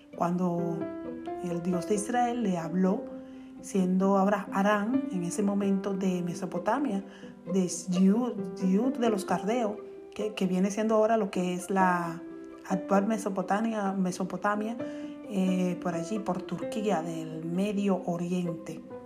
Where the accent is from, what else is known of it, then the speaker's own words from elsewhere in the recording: Dominican Republic; decimos cotidianamente los dominicanos